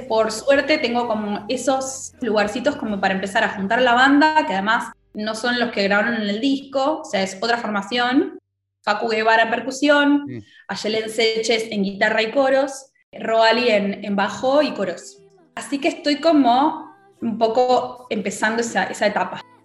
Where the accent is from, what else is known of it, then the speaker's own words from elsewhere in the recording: Argentina; como argentinos que somos